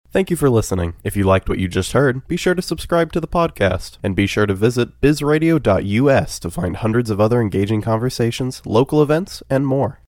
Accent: Salisbury, North Carolina, United States; also born or lived in Staten Island, New York; now in Asheville, United States; I claim as being from the Piedmont area of North Carolina. a great town called Salisbury uh, is where I where I grew up

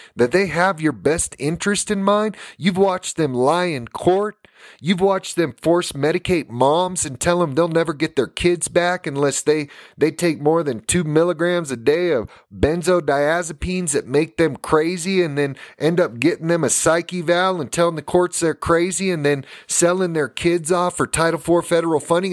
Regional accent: United States; when I was growing up in America

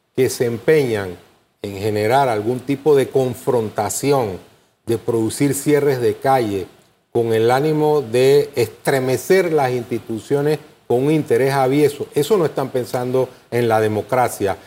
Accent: Panama; todos somos panameños.

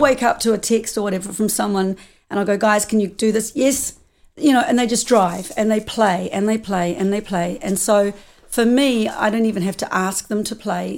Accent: New Zealand; moved away as an adult; also born or lived in United States; I'm from New Zealand

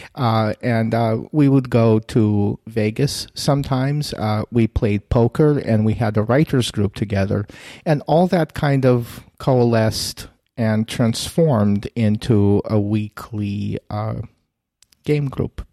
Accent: Kyiv, Ukraine; moved away; I'm a Russian speaker originally from Kiev.

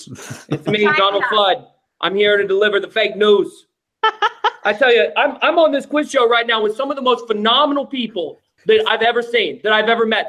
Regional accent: United States; I'm American.

